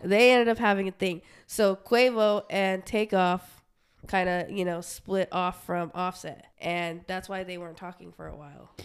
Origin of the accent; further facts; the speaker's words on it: Utah, United States; also born or lived in Portland; now in Arizona, United States; we're from Utah